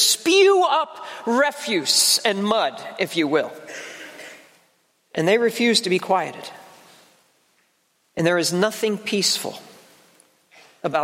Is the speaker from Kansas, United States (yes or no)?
no; South Jersey shore, New Jersey, United States; now in Oswego, United States; I grew up on the South Jersey shore